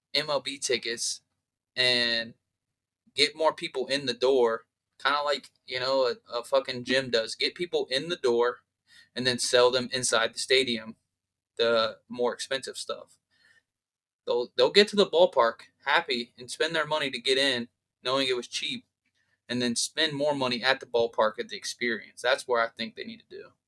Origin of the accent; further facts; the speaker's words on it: Columbus, Ohio, United States; I'm from Ohio, from Columbus